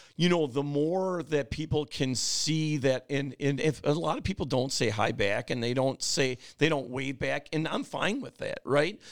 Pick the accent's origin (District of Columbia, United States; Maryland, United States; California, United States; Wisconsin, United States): Wisconsin, United States; Oshkosh; also born or lived in Berlin, Wisconsin; I grew up in Oshkosh on Lake Winnebago